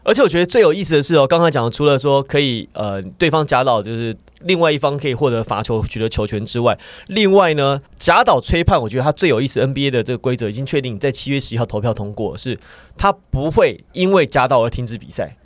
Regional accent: Taiwan; 我们来自台湾

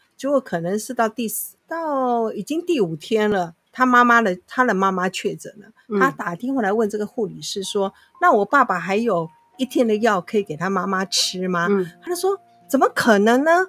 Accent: Taiwan; 我们台湾人

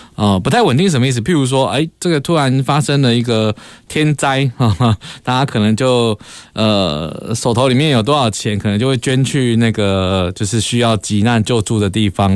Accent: Kaohsiung, Taiwan; 我们高雄人可能就不知道了哈

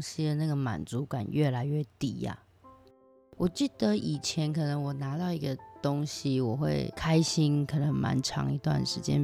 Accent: Taiwan; now in Japan; 从小生活在这里

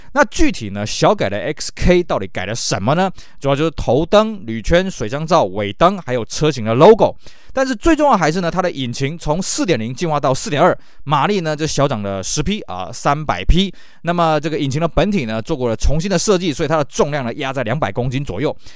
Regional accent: Taiwan; 以我们台湾这边的市场来讲呢

